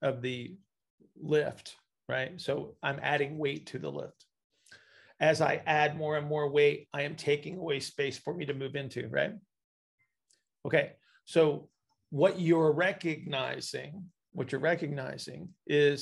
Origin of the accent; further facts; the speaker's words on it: United States; I'm an American